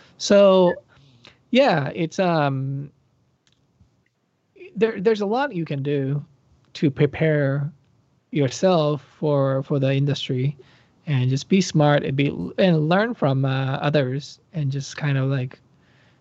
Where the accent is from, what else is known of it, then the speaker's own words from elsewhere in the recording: Japan; moved away; I grew up in Japan, Japan